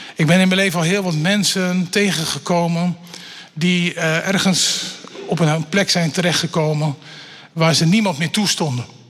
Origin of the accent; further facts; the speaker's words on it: Elburg, Gelderland, Netherlands; Ik ben opgegroeid in Elburg, een stukje verderop zeg maar, op de Veluwe.